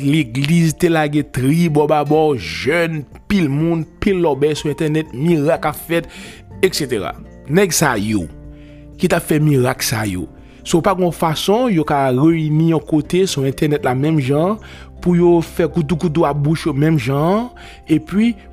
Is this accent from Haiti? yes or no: yes; Haiti; moi-même, en tant qu'haïtien, je m'm pas dire le mal prend parce que nous pas tourner dans l'esclavage encore.